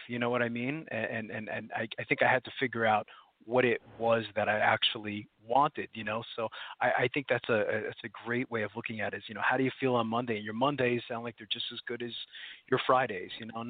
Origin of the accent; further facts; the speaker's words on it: New Jersey, United States; I was pretty much born and bred in New Jersey.